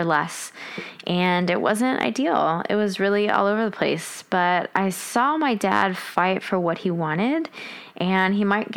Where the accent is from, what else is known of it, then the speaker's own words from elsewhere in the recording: Washington, District of Columbia, United States; We grew up around Washington, D.C.